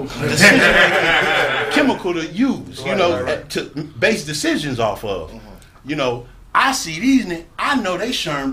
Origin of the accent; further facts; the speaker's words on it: Compton, California, United States; I'm from Compton